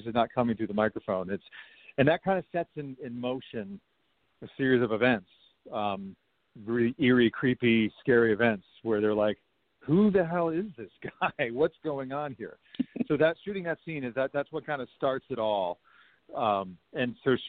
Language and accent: English; Westchester County, New York, United States; I grew up in Westchester County, New York